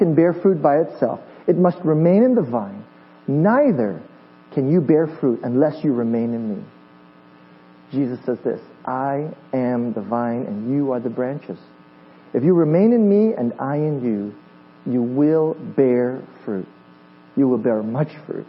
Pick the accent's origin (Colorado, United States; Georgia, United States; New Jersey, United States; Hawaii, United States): Hawaii, United States; moved away; I am from Hawaii, and when I grew up in Hawaii, when I was in junior high